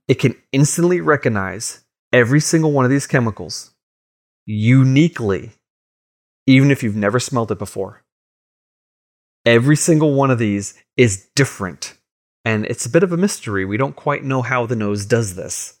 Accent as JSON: {"language": "English", "area": "Long Island", "region": "New York", "country": "United States", "tie": "born or raised there", "said": "growing up on Long Island in, in Boy Scouts"}